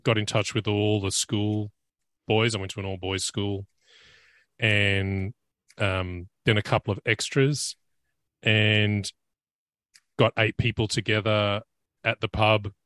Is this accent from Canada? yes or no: no; Australia; as an Australian